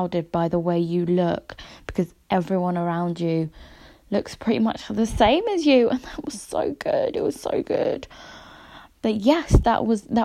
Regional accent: London, United Kingdom; I am from London.

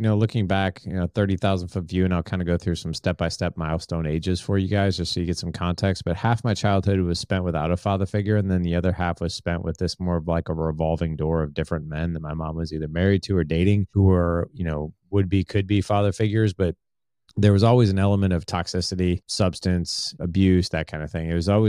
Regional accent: St. Louis, Missouri, United States; But, I'm from St. Louis, Missouri.

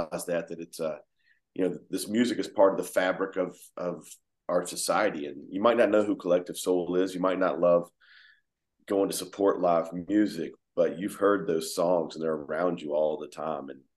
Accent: Georgia, United States; here we are from Georgia trying to do the same thing

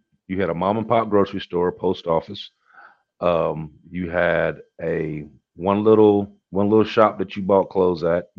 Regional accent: Virginia, United States; when I left West Virginia and went to Virginia, okay, and then I grew up mostly in Virginia, and then I came back to West Virginia.

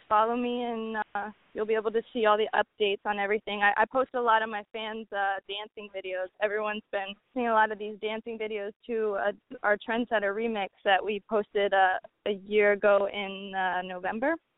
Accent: New Orleans, Louisiana, United States; moved away as an adult; now in New York City, United States; I'm from New Orleans, so from a young age I've been going to jazz festivals

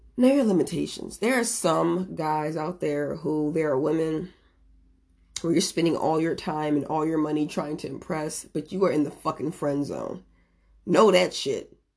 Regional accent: Merrillville, Indiana, United States; moved away as an adult; now in San Diego, United States; I'm originally from Maryville, Indiana

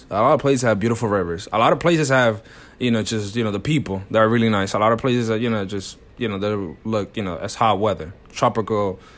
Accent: New York, United States; born there; So I was born in New York, but I only literally stayed here when I was born.

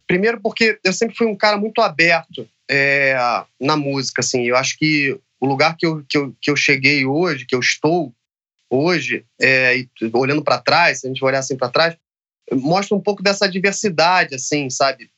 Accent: Rio de Janeiro, Brazil; Eu nasci no Rio de Janeiro, no, na Zona Norte, então assim, na, é, vivi os anos 90 na, na, Zona Norte do Rio de Janeiro

